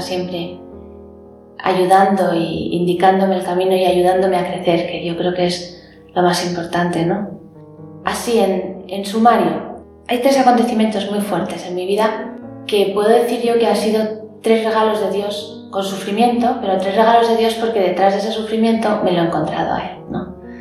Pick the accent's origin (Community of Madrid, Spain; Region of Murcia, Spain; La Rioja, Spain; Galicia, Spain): Community of Madrid, Spain; Madrid; nací en Madrid, en una familia muy maravillosa